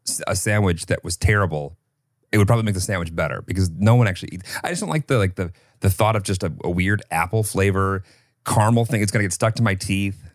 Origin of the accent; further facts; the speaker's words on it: Illinois, United States; I grew up in Illinois